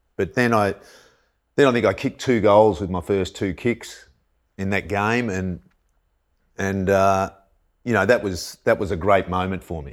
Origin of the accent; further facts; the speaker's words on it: Lake Eildon, Victoria, Australia; I was from Lake Eildon, like a thousand people